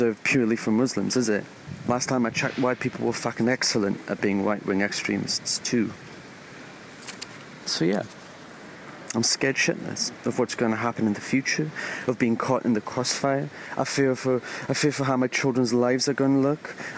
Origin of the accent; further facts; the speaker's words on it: Sweden; I'm born and raised in Sweden to Iranian parents.